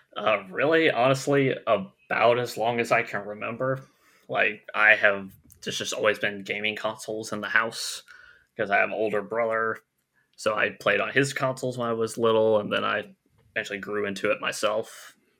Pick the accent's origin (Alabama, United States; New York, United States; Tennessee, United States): Alabama, United States; I am from the lovely, lovely state of Alabama